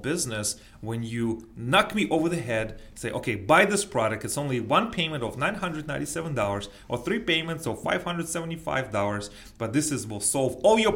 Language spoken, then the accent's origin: English; United States